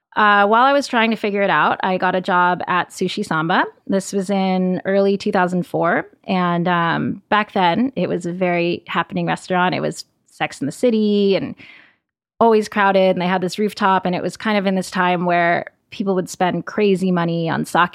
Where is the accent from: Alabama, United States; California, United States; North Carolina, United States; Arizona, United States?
California, United States; South Los Angeles County; now in New York, United States; I grew up in South Los Angeles County